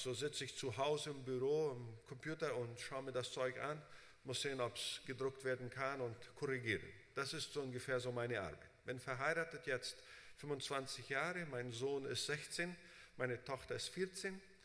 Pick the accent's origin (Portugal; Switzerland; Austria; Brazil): Brazil; moved away as an adult; also born or lived in United States; Ich bin in Brasilien unter Deutschen aufgewachsen, habe da unter Brasilianern gearbeitet, bin nach USA